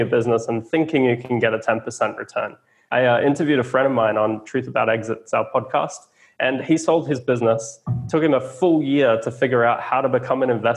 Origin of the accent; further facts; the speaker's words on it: Australia; I'm an Aussie.